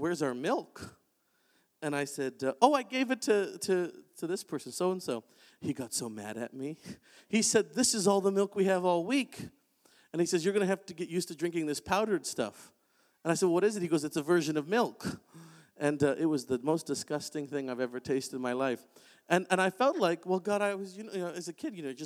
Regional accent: Oshawa, Ontario, Canada; I grew up in Oshawa, Ontario.

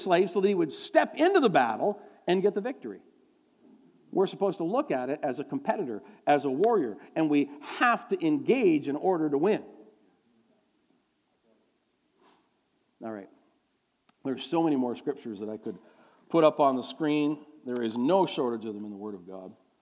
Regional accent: near Toronto, Ontario, Canada; we're from near Toronto

